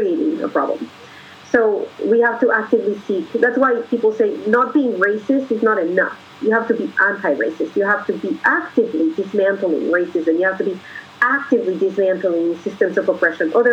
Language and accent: English; Colombia; moved away; I'm a foreigner from Colombia